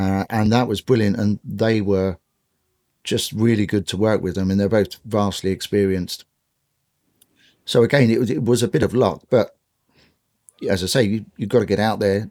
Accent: London, United Kingdom; I grew up in sort of West London in the suburbs

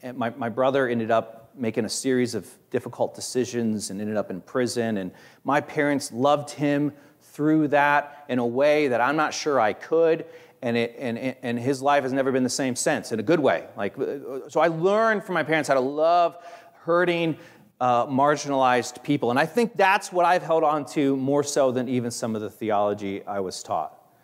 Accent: Hicksville, Ohio, United States; I grew up in Hicksville, Ohio

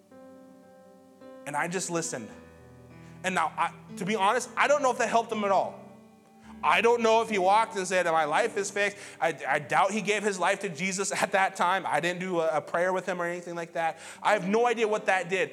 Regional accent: Montana, United States; moved away; I'm from Montana, too

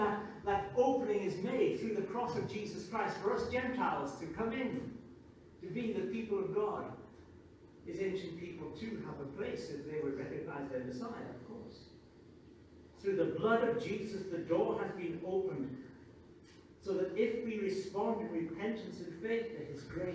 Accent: Newcastle upon Tyne, North East England, United Kingdom; moved away; I'm British. I'm English. I'm a Geordie. The fact that I spent a long time in exile is beside the point. I'm a Geordie.

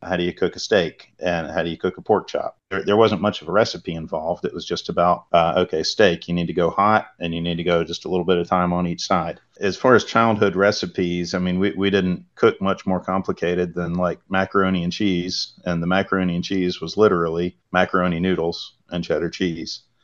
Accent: Salisbury, North Carolina, United States; I'm from Salisbury, which is right in North Carolina's grain belt

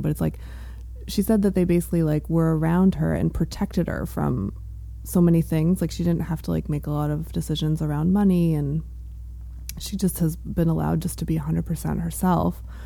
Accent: Riverside, Connecticut, United States; now in Maine, United States; I am from Connecticut. I grew up an hour outside of New York, pretty much like halfway between New Haven and New York City

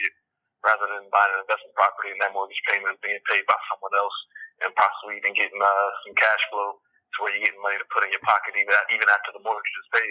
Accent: Palm Beach, Florida, United States; moved away as an adult; also born or lived in New York City; down in my hometown of Palm Beach

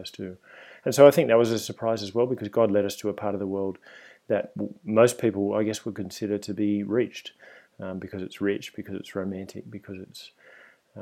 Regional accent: Sydney, New South Wales, Australia; accent: Australian; moved away as an adult; now in Spain; you can probably hear from my accent if you're listening at home that I'm Australian. And I grew up in Sydney and lived there until I was around 30 years old

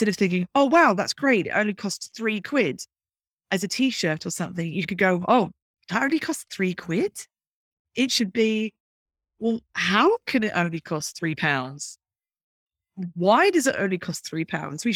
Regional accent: Brighton, South East England, United Kingdom; growing up in Brighton in the UK.

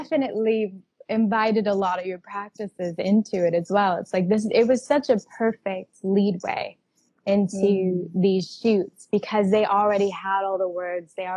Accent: Texas, United States; I'm from Texas. I grew up in a like conservative little bubble of that area

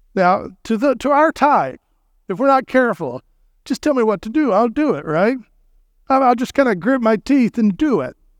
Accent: Texas, United States; I'm from Texas

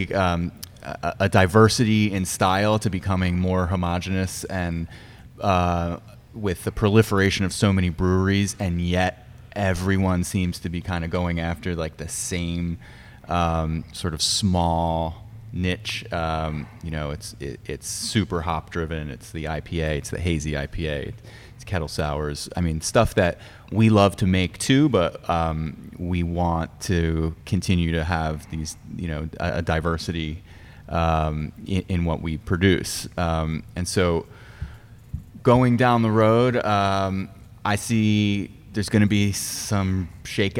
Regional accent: Pikesville, Maryland, United States; Baltimore County, yeah. Always known as Pikesville.

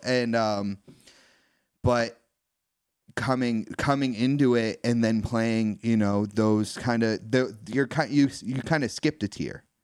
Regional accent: East Coast, United States; growing up on the East Coast

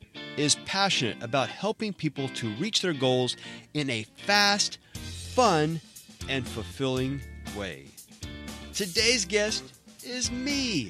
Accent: Galveston, Texas, United States; born or raised there

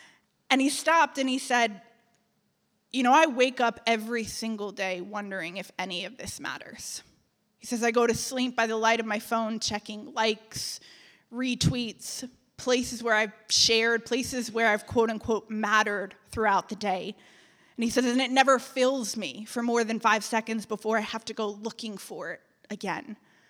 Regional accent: Connecticut, United States; now in Atlanta, United States; when I packed up my life and I moved to Atlanta from Connecticut.

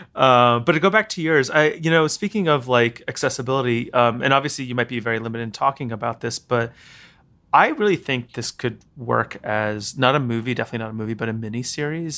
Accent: New York City, New York, United States; I grew up here in New York, but I went to boarding school

